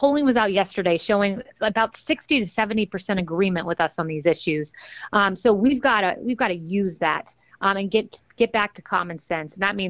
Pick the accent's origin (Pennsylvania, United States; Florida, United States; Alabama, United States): Florida, United States; Tampa; I grew up in Tampa, Florida. Many of my friends were Latino.